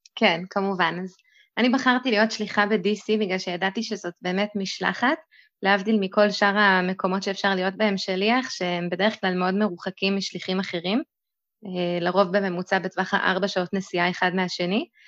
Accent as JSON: {"language": "Hebrew", "town": "Lehavim", "region": "Southern District", "country": "Israel", "tie": "born or raised there", "also_born_or_lived": "Boston, United States", "lives_now": "Beersheba, Israel", "said": "אני במקור מלהבים, כרגע אני גרת בבאר שבע"}